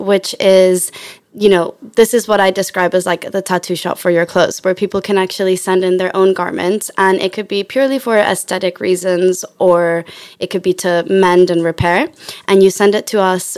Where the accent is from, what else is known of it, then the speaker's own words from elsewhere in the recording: Chile; now in London, United Kingdom; I'm from Chile, live in London.